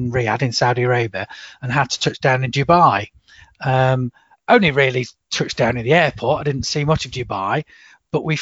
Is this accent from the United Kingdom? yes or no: yes; Chesterfield, East Midlands, United Kingdom; I was growing up in Chesterfield